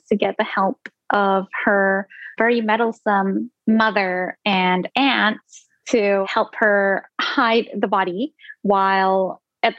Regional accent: Singapore; first language Indonesian; English is a second language; also born or lived in Indonesia; my first language was Indonesian up until like the age of 7, which was when I moved to Singapore, and then it became English

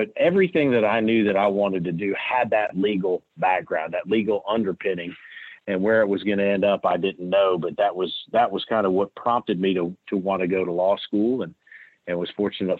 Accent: Michigan, United States; moved away; also born or lived in Georgia; I was actually born in Michigan

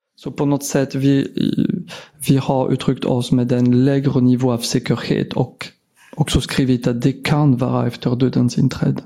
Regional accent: France; Swedish is a second language; moved away as an adult; now in Sweden; jag har blivit specialist i mitt hemland i Frankrike 2007

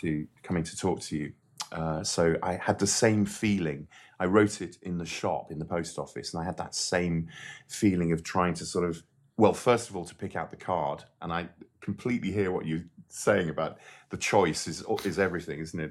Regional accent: Llandudno, Wales, United Kingdom; I grew up in Llandudno

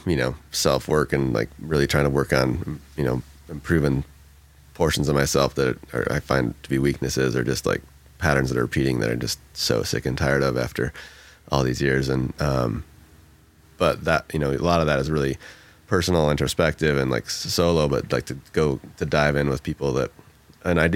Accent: Michigan, United States; moved away as an adult; now in Oregon, United States; I grew up in Michigan, moved out west like 20 years ago

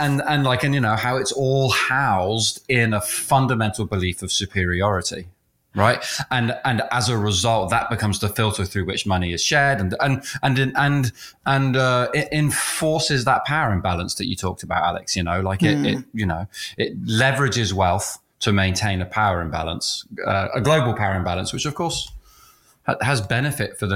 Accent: United Kingdom; being British

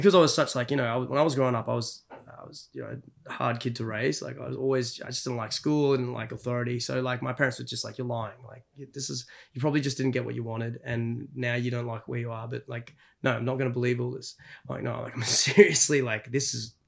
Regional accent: Brisbane, Queensland, Australia; moved away as an adult; also born or lived in United States; we left Brisbane, my hometown

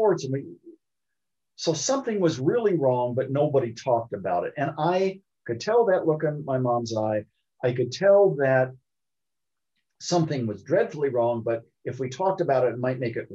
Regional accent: Columbus, Ohio, United States; I was born in Columbus, Ohio

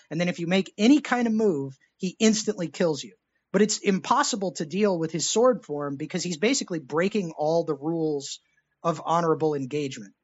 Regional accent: Texas, United States; I was born in Texas

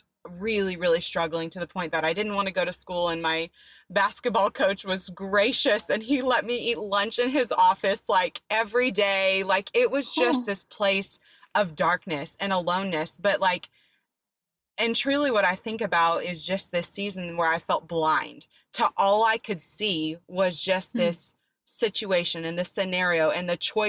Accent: Dallas-Fort Worth area, Texas, United States; also born or lived in Florida; I was born in Florida, raised in a Dallas-Fort Worth area.

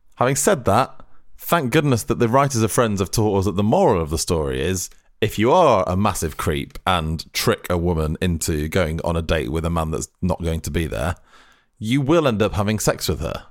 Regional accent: Lancashire, North West England, United Kingdom; I'm from Lancashire

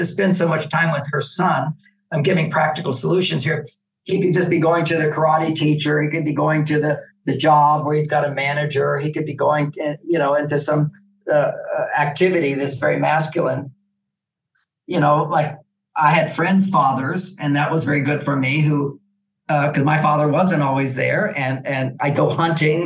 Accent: Texas, United States; I grew up in Texas. I became a cowboy

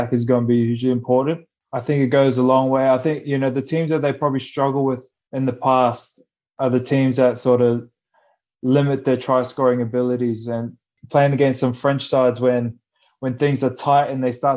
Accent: Australia; moved away as an adult; also born or lived in France; growing up in Australia

